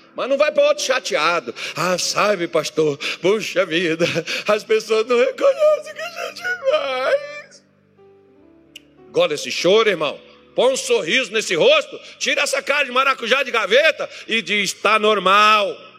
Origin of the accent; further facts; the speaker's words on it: Minas Gerais, Brazil; now in Cuiabá, Brazil; Eu sou mineiro com muito orgulho.